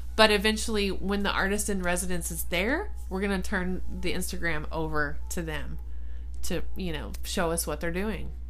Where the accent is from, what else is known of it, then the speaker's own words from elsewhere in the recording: Ballinger, Texas, United States; moved away as an adult; now in San Angelo, United States; I lived in Ballinger um, for from middle school to high school, graduated in Ballinger